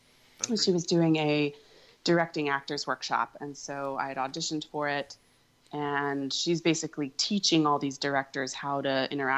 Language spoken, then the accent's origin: English; Virginia, United States; Purple. I'm from Virginia originally.